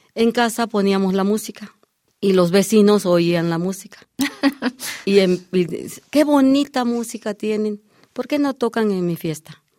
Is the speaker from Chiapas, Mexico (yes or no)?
yes; Chiapas, Mexico; moved away; yo llego de Chiapas porque yo soy nacida en Chiapas